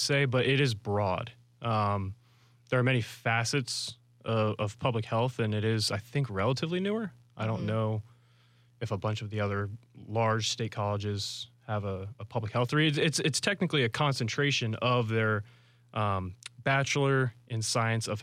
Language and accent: English; Fleming Island, Florida, United States; born and raised in Duval, grew up in Fleming Island specifically, went to Fleming Island High School